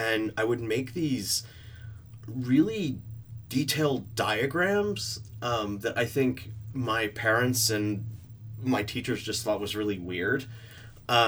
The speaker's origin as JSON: {"language": "English", "town": "Middlebury", "region": "Connecticut", "country": "United States", "tie": "born or raised there", "also_born_or_lived": "New York / Providence / San Francisco", "moved": "as an adult", "lives_now": "London, United Kingdom", "said": "I grew up in this small town outside of New York called Middlebury, Connecticut."}